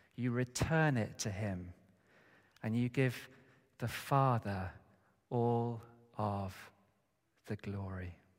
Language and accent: English; United Kingdom; us as British people